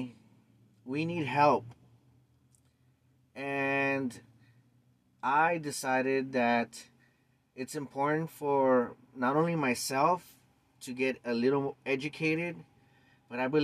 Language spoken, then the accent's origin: English; Los Angeles, California, United States; born and raised in East LA since 1975